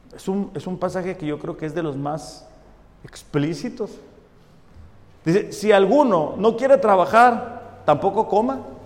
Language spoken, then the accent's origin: Spanish; Mexico; nosotros como mexicanos le decimos de mecha cortita